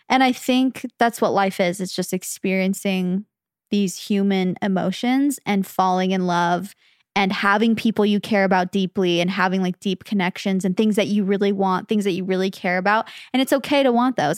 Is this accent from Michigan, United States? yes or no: no; Phoenix, Arizona, United States; born or raised there; moved away as an adult; now in California, United States